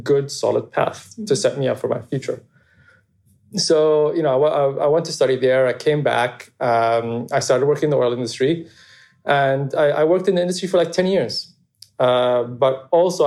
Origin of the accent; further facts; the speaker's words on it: Abu Dhabi, United Arab Emirates; I grew up in Abu Dhabi, just like a normal, happy childhood